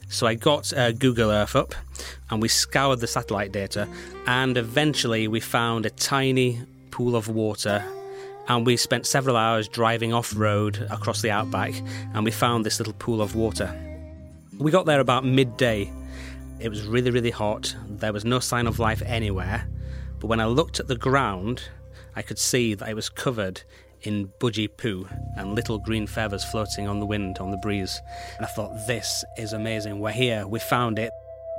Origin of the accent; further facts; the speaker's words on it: United Kingdom; Being a Brit, when I'm over there, it feels like I am in another world.